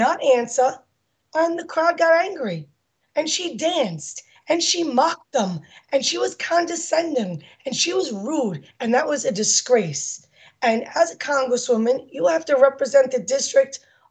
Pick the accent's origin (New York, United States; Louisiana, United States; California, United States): New York, United States; New York City; accent: New York; I was born and raised in the Bronx, in Throgs Neck